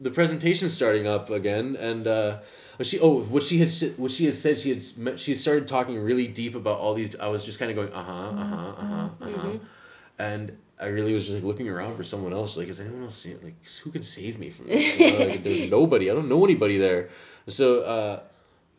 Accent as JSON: {"language": "English", "country": "United States", "moved": "yes", "lives_now": "Amsterdam, Netherlands", "said": "I'm American"}